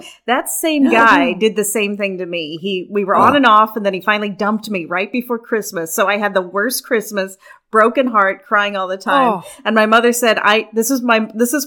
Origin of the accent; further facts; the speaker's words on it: Kentucky, United States; I'm from Kentucky.